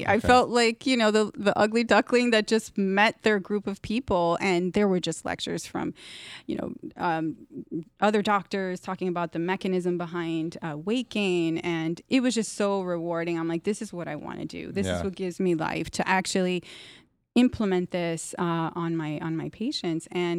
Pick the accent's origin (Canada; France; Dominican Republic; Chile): Dominican Republic; I'm from Dominican Republic, which is a beautiful island.